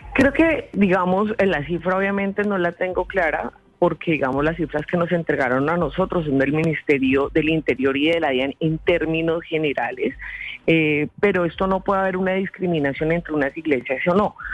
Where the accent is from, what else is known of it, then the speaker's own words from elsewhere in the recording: Colombia; como los colombianos, por las noches hablo con Dios